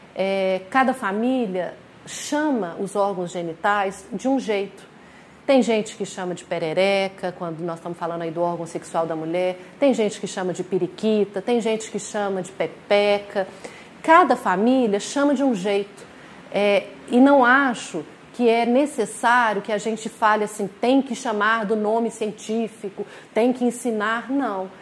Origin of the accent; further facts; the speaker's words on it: Minas Gerais, Brazil; nós somos de Minas